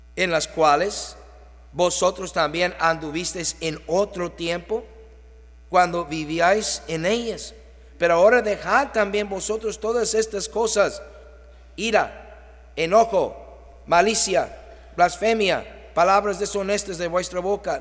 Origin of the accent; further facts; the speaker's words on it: Mexico; Nosotros decimos como mexicanos